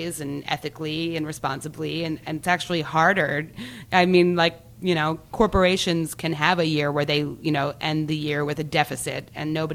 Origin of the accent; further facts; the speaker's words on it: Delaware, United States; moved away as an adult; also born or lived in Fairfax, Virginia; now in Philadelphia, United States; I'm actually originally from Delaware.